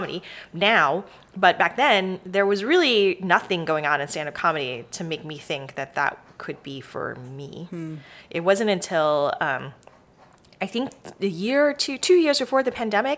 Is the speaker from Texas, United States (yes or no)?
yes; Dallas, Texas, United States; also born or lived in Houston, Texas / Georgia; now in Austin, United States; I grew up in Dallas, Texas.